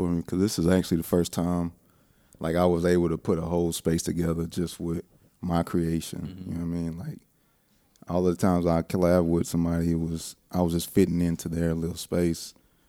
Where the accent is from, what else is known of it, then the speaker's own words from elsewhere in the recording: Lake Charles, Louisiana, United States; born there; Man, I was born in Lake Charles, Louisiana in 1981.